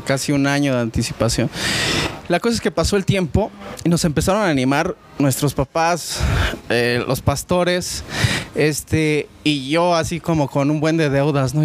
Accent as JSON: {"language": "Spanish", "region": "Oaxaca", "country": "Mexico", "moved": "yes", "lives_now": "Querétaro, Mexico", "said": "yo soy de Oaxaca también"}